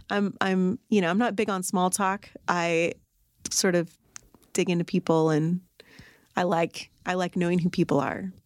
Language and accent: English; Arlington, United States; I'm from Arlington.